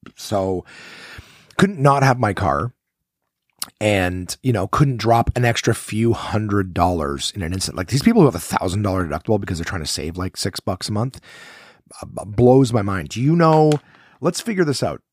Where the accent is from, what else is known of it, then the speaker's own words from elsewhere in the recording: Ottawa, Ontario, Canada; from Ottawa, my hometown where I am sitting right now